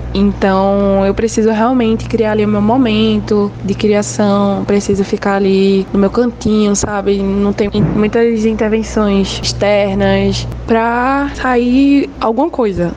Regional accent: Recife, Pernambuco, Brazil; Eu sou de Recife, Pernambuco

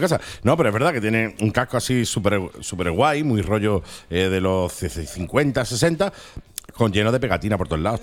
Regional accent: Málaga, Andalusia, Spain; somos malagueños

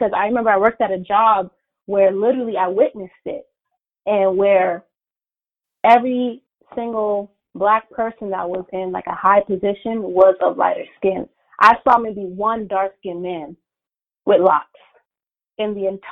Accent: United States; I was born and raised here in America, you know, my parents came from Haiti like in the 80s

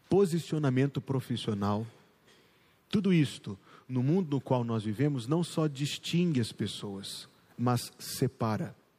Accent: Minas Gerais, Brazil; moved away; eu sou mineiro

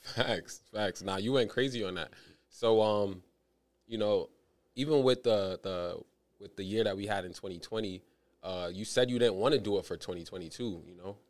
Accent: New York City, New York, United States; I'm from East Flatbush

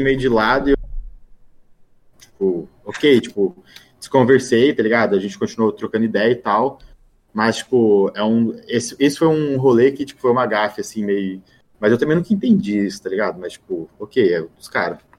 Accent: Brazil; now in Florida, United States; sou brasileiro

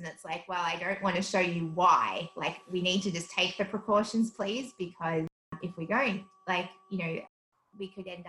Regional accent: South Africa; now in Australia; So stark difference. South Africa is such a different country.

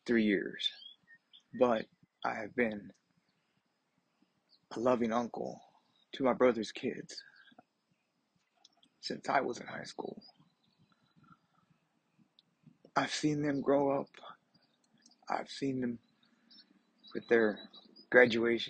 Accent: a smaller town 40 miles past Uvalde, Texas, United States; moved away; I'm not from Uvalde, but I'm from a smaller town, 40 miles past Uvalde. I go through Uvalde when I go home to visit my family

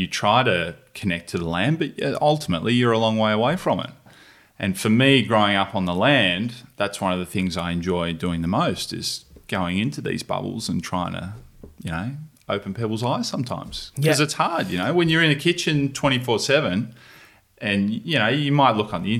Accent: Tasmania, Australia; I was born in Tassie. Dad's a farmer

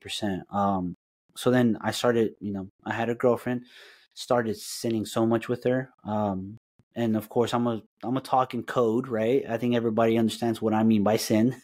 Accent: Dallas, Texas, United States; also born or lived in Aguascalientes, Mexico / California; I consider Dallas my home, a hundred percent

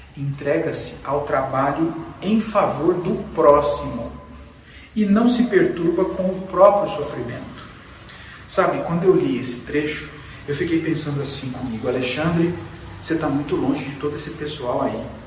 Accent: Brazil; Nós nascemos no Brasil, falamos português

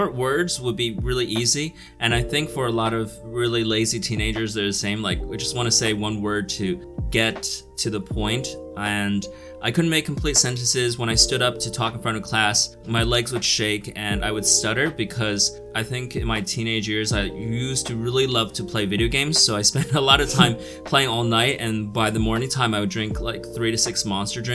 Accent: United States; moved away as an adult; also born or lived in New Jersey / New York; now in China; I grew up in New Jersey and New York

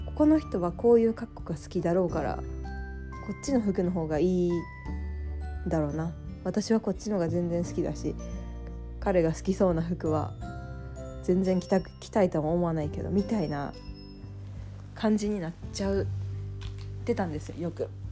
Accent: Mie, Japan; moved away as an adult; also born or lived in Nagoya; now in Tokyo, Japan; もともとは三重の田舎出身で東京に出てくる名古屋の大学に通ってたから

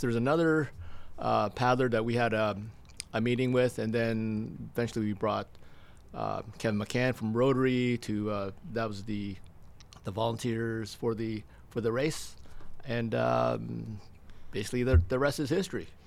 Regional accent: Stratford, Ontario, Canada; also born or lived in Toronto; born and raised in Stratford.

